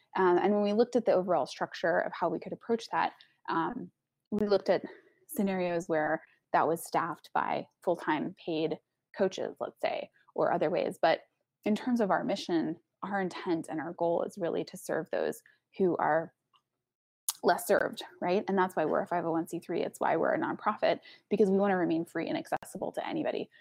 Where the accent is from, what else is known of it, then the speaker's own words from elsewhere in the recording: Texas, United States; I'm from Texas